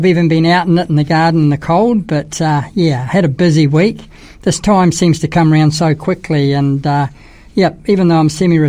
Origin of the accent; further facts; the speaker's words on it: New Zealand; I'm from New Zealand